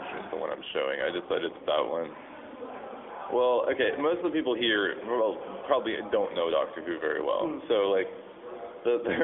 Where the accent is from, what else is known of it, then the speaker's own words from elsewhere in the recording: Dallas, Texas, United States; I grew up in Dallas